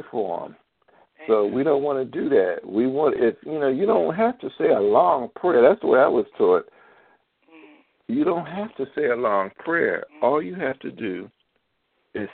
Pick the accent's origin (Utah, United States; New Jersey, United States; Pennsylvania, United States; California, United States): Pennsylvania, United States; Philadelphia; now in Baltimore, United States; I'm from Philadelphia